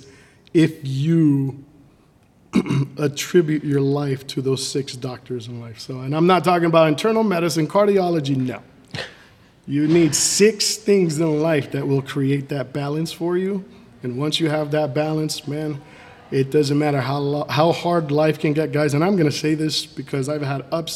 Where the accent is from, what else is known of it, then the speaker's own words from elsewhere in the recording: Miami, Florida, United States; moved away as an adult; also born or lived in Nicaragua / England / Peoria, Illinois; now in Fort Myers, United States; We moved down and settled into Miami. I grew up my entire life there.